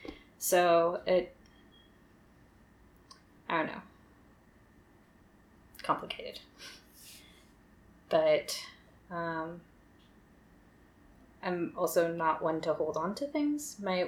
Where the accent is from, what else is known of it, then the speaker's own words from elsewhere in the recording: Milpitas, California, United States; also born or lived in Los Gatos; I was born in Los Gatos, California in 1987. I have not spent a lot of time in Los Gatos, though, but, like, that was the closest hospital to where we lived, so.